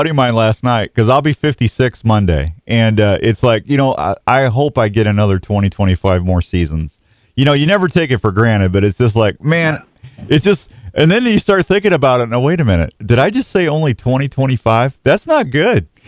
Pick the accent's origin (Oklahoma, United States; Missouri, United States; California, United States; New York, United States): Missouri, United States; Washington; I grew up in Washington, Missouri. That's just down the hill